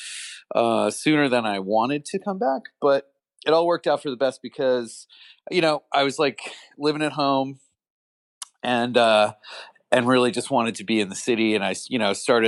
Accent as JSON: {"language": "English", "area": "Long Island", "region": "New York", "country": "United States", "tie": "born or raised there", "said": "I grew up on Long Island"}